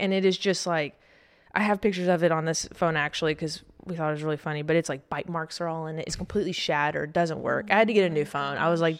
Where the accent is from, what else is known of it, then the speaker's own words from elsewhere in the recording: Alabama, United States; Like, obviously, I'm from Alabama.